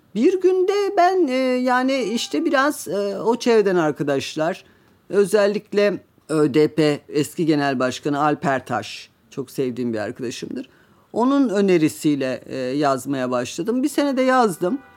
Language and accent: Turkish; Trabzon, Turkey; Ben Trabzonluyum.